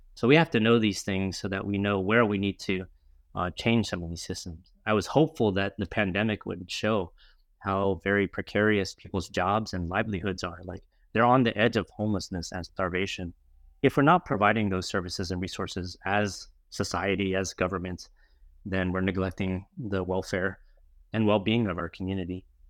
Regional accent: New Orleans, Louisiana, United States; now in San Francisco, United States; I grew up in New Orleans, Louisiana

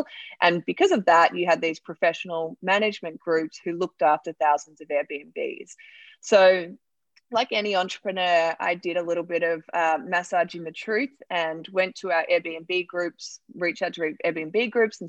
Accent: Australia; moved away as an adult; now in United States; I'm from Australia and I was working in the rideshare industry

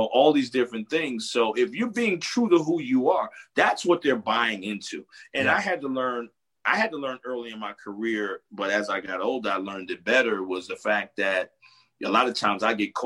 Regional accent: New Jersey, United States; I grew up in Jersey

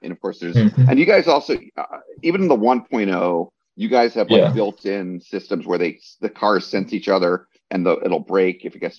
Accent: New Jersey, United States; when I was a kid, I grew up in New Jersey, which is near the infamous Action Park.

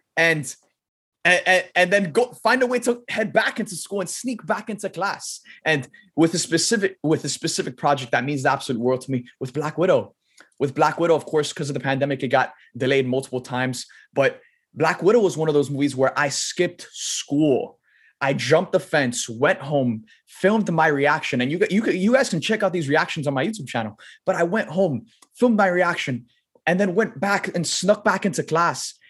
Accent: Miami, Florida, United States; I was born and raised in Miami

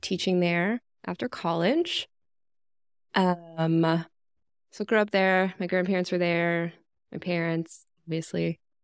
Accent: Wake Forest, North Carolina, United States; I am from Wake Forest, North Carolina. It's right outside of Raleigh

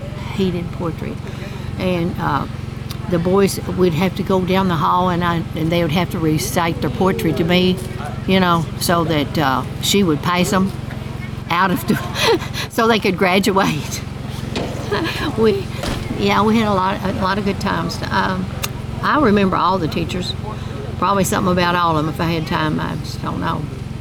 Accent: Bald Knob, Kentucky, United States; I grew up on Hart Pike, right in the middle of it. It's a little bitty road going through there.

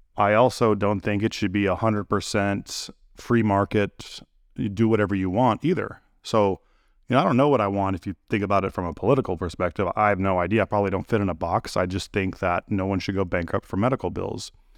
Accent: United States; I'm an American. I've lived here my whole life

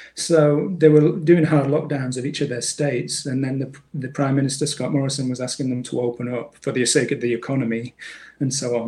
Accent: Manchester, North West England, United Kingdom; now in Australia; in Manchester, in the northwest of England

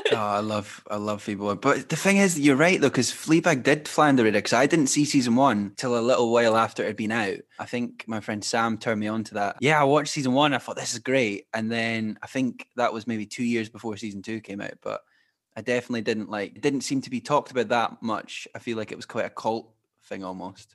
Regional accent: Glenrothes, Scotland, United Kingdom; we're from the same town

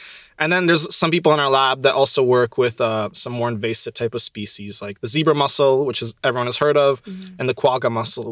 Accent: Ottawa, Ontario, Canada; moved away as an adult; now in Montreal, Canada; I'm from Ottawa, so I'm from Ontario

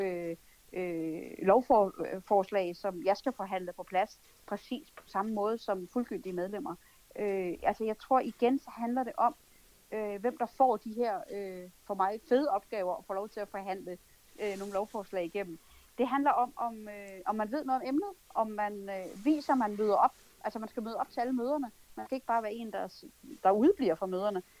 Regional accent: Denmark; vi tre danskere

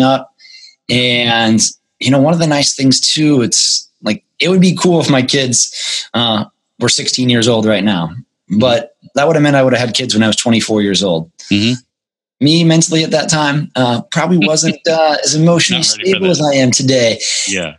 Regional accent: United States; financial struggles growing up in the United States

